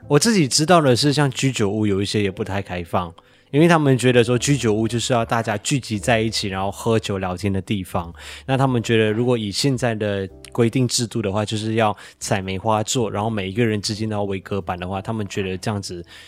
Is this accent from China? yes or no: no; Malaysia; now in Taiwan; 我的老家马来西亚